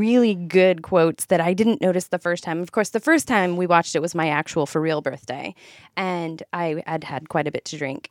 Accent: Ohio, United States; moved away; I'm from Ohio. I spent twenty-five long years there.

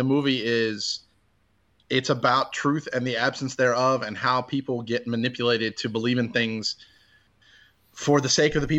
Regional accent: United States; As an American

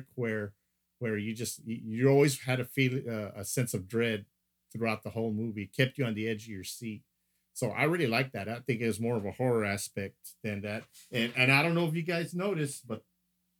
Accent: Corpus Christi, Texas, United States; every time I hear my hometown come up on anything

